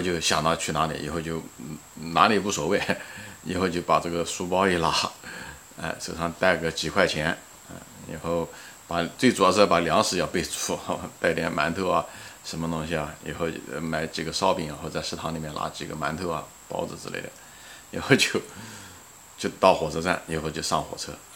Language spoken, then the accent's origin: Chinese; Ma'anshan, Anhui, China; 离开那个我们那个大学那个城市，马鞍山，啊，也是我的家乡